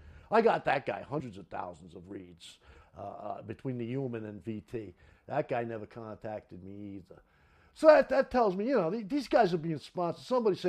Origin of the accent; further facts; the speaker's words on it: New York City, New York, United States; I'm just so American, man. I'm from Brooklyn. What can I do? Can't help myself. I'm from Brooklyn.